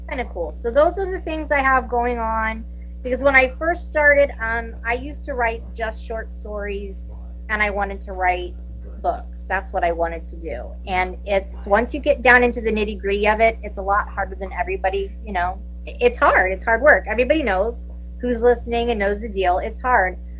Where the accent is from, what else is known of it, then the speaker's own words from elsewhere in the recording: Williamsburg, Virginia, United States; moved away as an adult; also born or lived in New Jersey; now in California, United States; I'm originally from Williamsburg, Virginia.